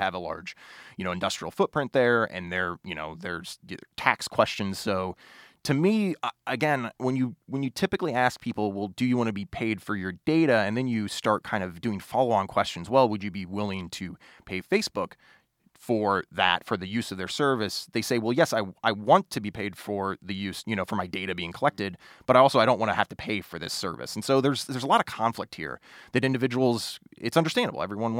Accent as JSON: {"language": "English", "town": "Springfield", "region": "Illinois", "country": "United States", "said": "So, you know, I'm originally from Springfield, Illinois, but my grandparents lived in Olney, Illinois, which is a small little micropolitan area in southern Illinois."}